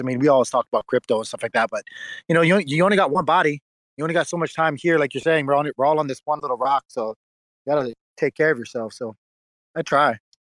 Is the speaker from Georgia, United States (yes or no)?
no; Hawaii, United States; moved away as an adult; now in Tennessee, United States; I'm originally from Hawaii, uh, and moved out here about when I was 21 years old